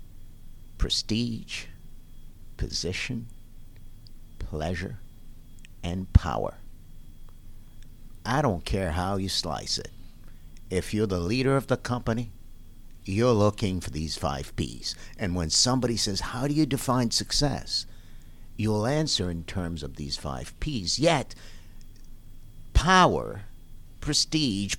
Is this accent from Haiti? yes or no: yes; Haiti; moved away; I'm from Haiti.